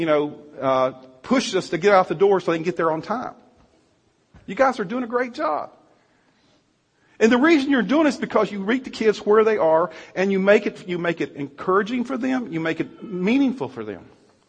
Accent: Virginia, United States; moved away; I'm from Virginia

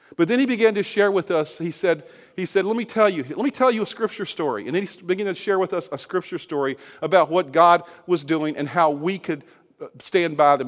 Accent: Virginia, United States; the state of Virginia, my home state

